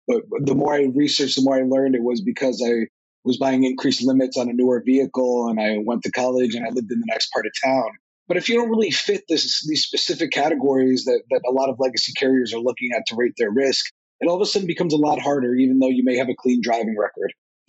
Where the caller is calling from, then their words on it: New Jersey, United States; I'm calling in from northern New Jersey, where it's not as warm as Austin is.